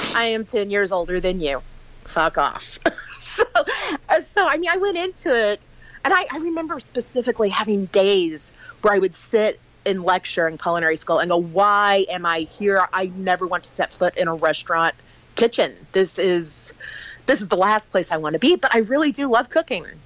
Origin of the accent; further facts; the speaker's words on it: Sedalia, Missouri, United States; I grew up in Sedalia, Missouri.